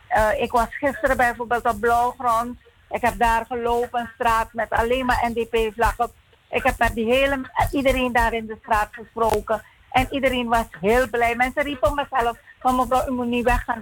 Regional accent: Suriname; als Surinamer

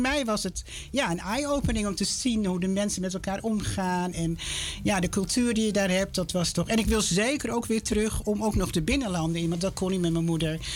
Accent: Amsterdam, North Holland, Netherlands; now in Lelystad, Netherlands; ik ben opgegroeid in Amsterdam. Hartje Amsterdam inderdaad.

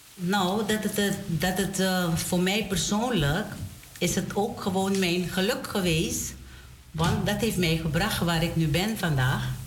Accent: Domburg, Wanica, Suriname; moved away; ik ben geboren in Domburg

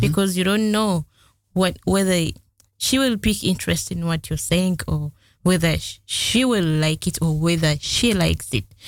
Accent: Masaka district, Central Region, Uganda; moved away as an adult; now in Netherlands; I'm from Uganda. I was born in a family of three kids

